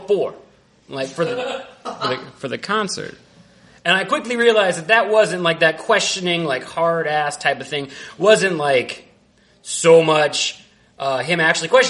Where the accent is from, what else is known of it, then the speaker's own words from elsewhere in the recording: Central Indiana, United States; also born or lived in Marquette, Michigan; now in Chicago, United States; I was from Central Indiana, where we make meth and everything's like jolly.